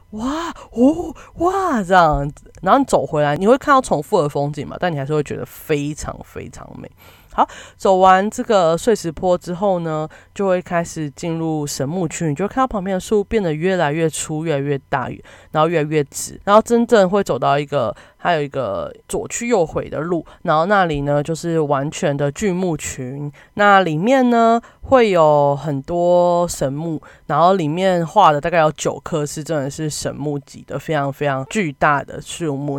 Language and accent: Chinese; Kaohsiung, Taiwan; 身为高雄人